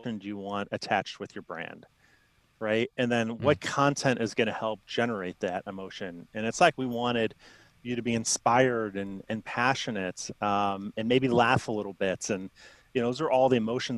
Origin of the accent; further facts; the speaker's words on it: Chicago, Illinois, United States; I grew up in Chicago, so I'm Bulls, Bears fan